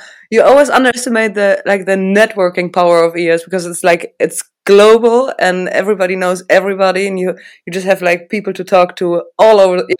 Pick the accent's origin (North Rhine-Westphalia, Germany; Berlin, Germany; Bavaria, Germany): Bavaria, Germany; Regensburg; Regensburg, which is my hometown.